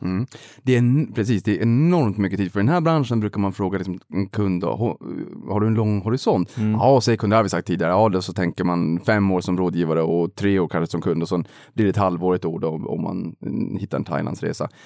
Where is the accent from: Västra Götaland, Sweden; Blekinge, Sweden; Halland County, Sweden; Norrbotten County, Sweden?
Norrbotten County, Sweden; Boden; kommer jag från Boden